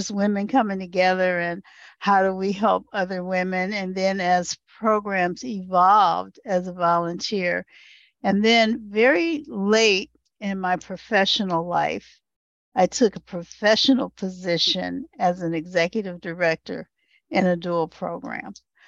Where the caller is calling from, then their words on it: Michigan, United States; Hi, I'm calling in from Northeast Michigan, and Michigan is the land of the Three Fires tribes, the Ottawa, Odawa, and Potawatomi.